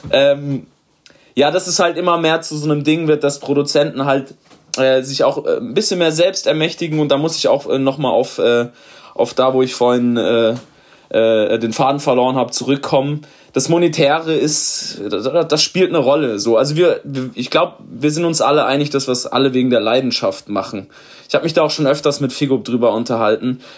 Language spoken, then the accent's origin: German; Karlsruhe, Baden-Württemberg, Germany; Also ihr könnt es euch denken, ich komme aus Karlsruhe.